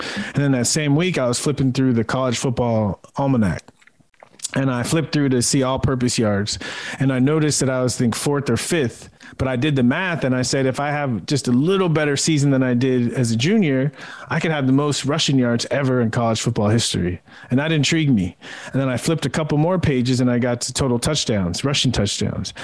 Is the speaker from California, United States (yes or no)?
yes; San Diego, California, United States; moved away as an adult; I grew up in San Diego watching the Padres, watching Tony Gwynn